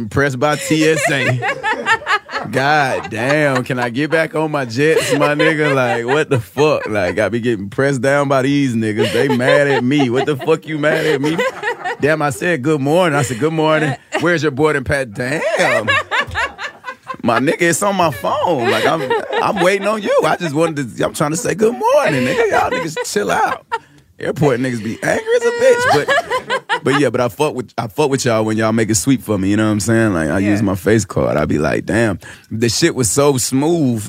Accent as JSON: {"language": "English", "town": "Charlotte", "region": "North Carolina", "country": "United States", "tie": "born or raised there", "said": "I grew up in Charlotte"}